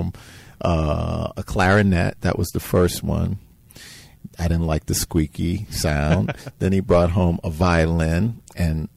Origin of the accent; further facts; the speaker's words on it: New York City, New York, United States; now in Chicago, United States; I grew up in New York City